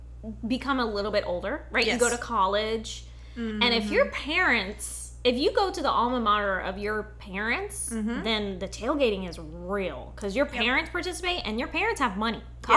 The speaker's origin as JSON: {"language": "English", "area": "20 miles east of the Tennessee line", "region": "North Carolina", "country": "United States", "tie": "born or raised there", "said": "I grew up a Tennessee fan because I lived like 20 miles east of the Tennessee line in North Carolina."}